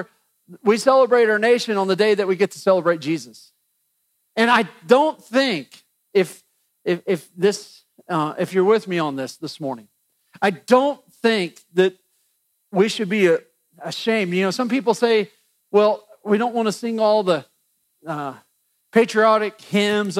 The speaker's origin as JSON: {"language": "English", "country": "United States", "said": "we're American"}